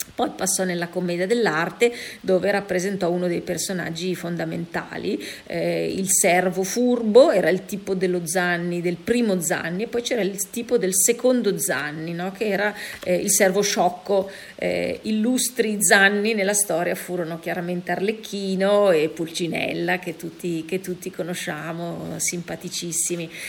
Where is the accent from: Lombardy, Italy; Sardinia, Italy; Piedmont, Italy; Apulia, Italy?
Lombardy, Italy; Milan; da milanese